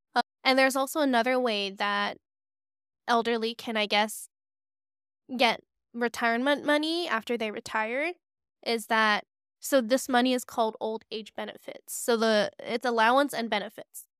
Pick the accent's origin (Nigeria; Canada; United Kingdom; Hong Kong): Hong Kong; growing up in Hong Kong